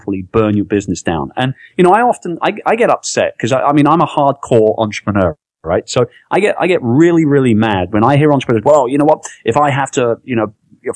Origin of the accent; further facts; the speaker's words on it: London, United Kingdom; moved away; also born or lived in Philippines; I'm from London. I'm from England, right?